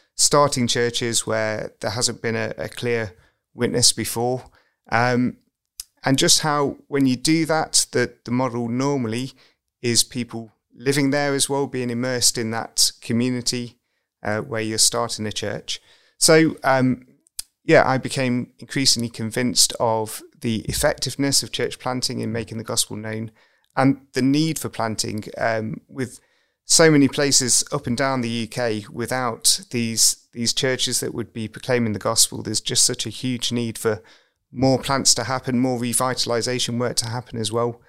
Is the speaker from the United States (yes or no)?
no; Derby, East Midlands, United Kingdom; I grew up in Derby, um, went away for university